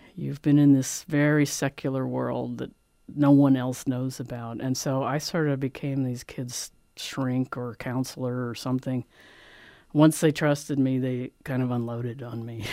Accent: Philadelphia, Pennsylvania, United States; moved away; I'm from Philadelphia. I grew up around the mafia.

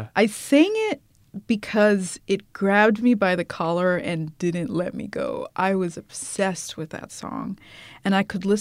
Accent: New York, United States; also born or lived in Ethiopia / Iowa / Germany; I grew up in New York

